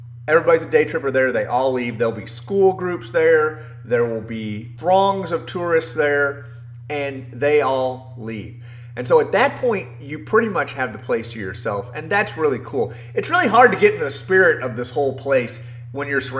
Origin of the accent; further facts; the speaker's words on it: United States; as an American